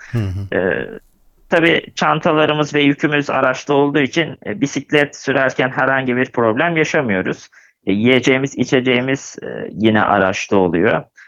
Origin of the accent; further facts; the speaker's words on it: Gebze, Kocaeli, Turkey; also born or lived in Kadıköy, Istanbul; Kadıköy İstanbul doğumluyum. Doğma büyüme Gebzeliyim.